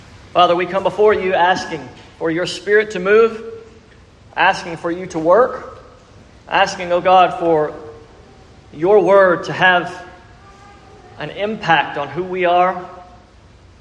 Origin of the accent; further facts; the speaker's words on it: South Louisiana, United States; We're from South Louisiana. We know what it means to purge crawfish.